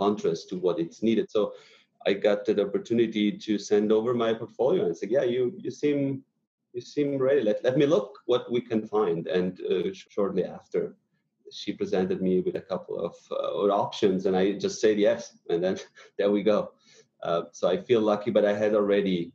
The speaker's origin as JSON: {"language": "English", "region": "northern Italy", "country": "Italy", "moved": "yes", "lives_now": "United States", "said": "I come from very, very, very north Italy"}